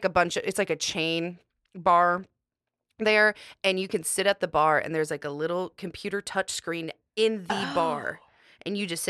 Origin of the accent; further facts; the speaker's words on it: Las Vegas, Nevada, United States; now in Nashville, United States; Madison was in my hometown.